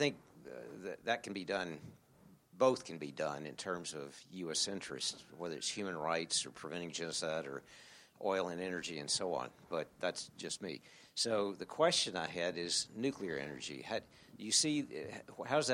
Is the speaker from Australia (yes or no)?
no; United States; I'm from the United States